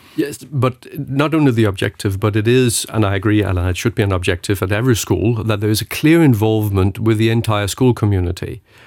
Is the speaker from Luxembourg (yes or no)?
yes; Luxembourg; born or raised there